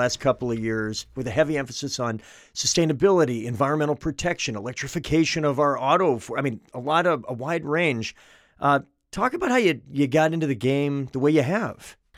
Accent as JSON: {"language": "English", "town": "Manchester", "region": "New Hampshire", "country": "United States", "tie": "born or raised there", "said": "Manchester, my hometown"}